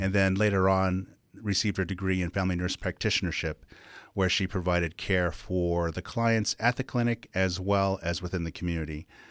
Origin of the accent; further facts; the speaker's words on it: Pauma Indian Reservation, California, United States; also born or lived in Bellflower, Los Angeles, California; I grew up on the Indian Reservation, born in Los Angeles, Bellflower, California